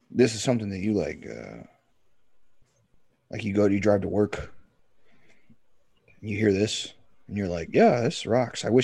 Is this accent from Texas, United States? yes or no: yes; Texas, United States; I'm from Texas